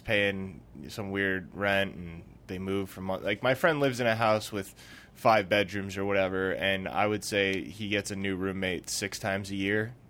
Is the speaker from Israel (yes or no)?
no; Newport, United States; where Allison and I grew up in Newport